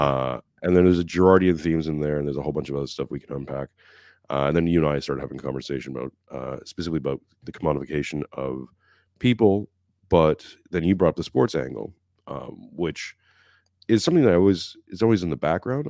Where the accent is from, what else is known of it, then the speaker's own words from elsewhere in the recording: Montreal, Quebec, Canada; I'm from Montreal